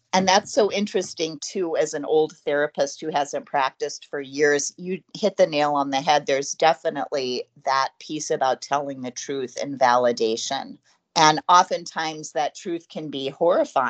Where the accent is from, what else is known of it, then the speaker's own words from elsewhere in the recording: United States; being 50 years old and growing up in America